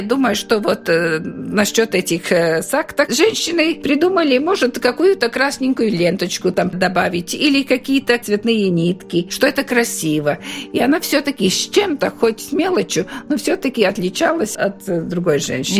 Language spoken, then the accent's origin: Russian; Latvia; я приехала из Латвии и показываю свою латышскую культуру